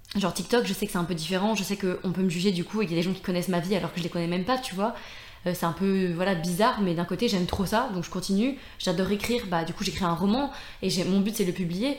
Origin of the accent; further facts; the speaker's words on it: Brittany, France; now in Lyon, France; je reviens assez souvent quand même en Bretagne euh, bah, parce que je suis très proche de ma famille